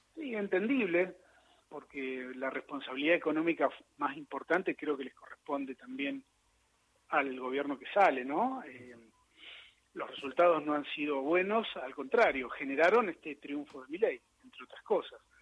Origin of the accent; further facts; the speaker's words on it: Río Grande, Tierra del Fuego, Argentina; moved away; yo de chiquito vivía en Río Grande, Tierra del Fuego, y todas las mañanas perdón, iba a la escuela